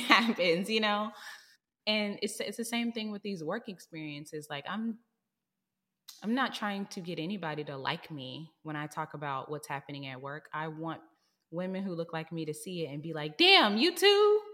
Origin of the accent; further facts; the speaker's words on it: Texas, United States; moved away as an adult; now in San Francisco, United States; I'm from Texas, and I don't wanna live here no more 'cause I grew up here, I went to college here